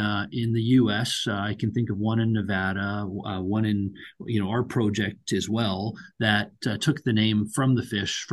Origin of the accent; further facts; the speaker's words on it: Canada; my parents came over from India, when they were in their 20s. I was born and raised in Canada